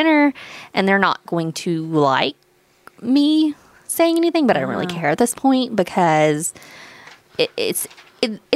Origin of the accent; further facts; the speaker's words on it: Waynesboro, United States; moved away; my hometown, which is Waynesboro